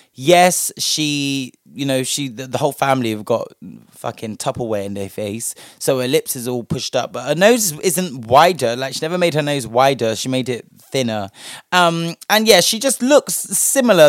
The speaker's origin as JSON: {"language": "English", "country": "United Kingdom", "said": "us as the British public"}